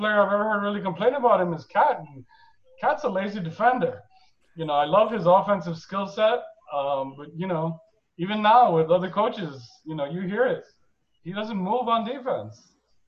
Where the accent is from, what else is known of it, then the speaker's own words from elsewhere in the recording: New York, United States; accent: New York accent; moved away as an adult; now in Florida, United States; I'm originally from New York